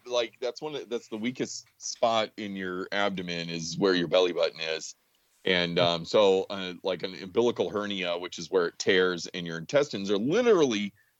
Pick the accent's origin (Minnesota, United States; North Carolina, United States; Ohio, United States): North Carolina, United States; Greensboro; I grew up in Greensboro.